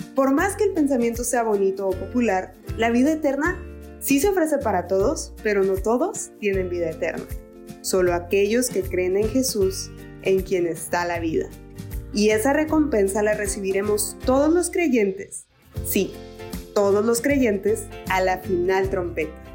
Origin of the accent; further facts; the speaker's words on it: Mexico; soy mexicana.